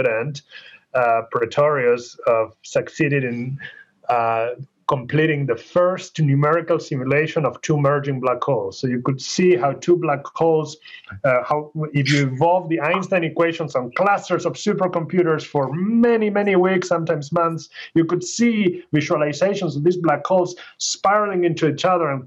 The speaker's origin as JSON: {"language": "English", "country": "Argentina", "tie": "born or raised there", "moved": "as an adult", "lives_now": "United States", "said": "I grew up in Argentina. I went to school there. I started university there"}